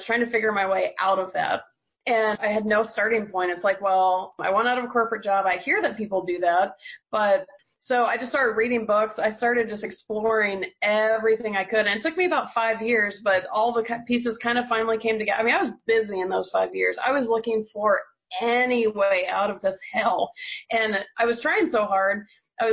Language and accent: English; Georgia, United States; I'm from Georgia